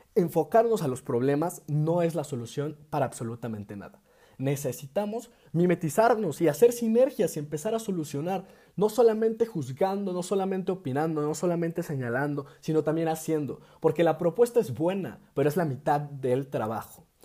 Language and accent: Spanish; Mexico; nuestro país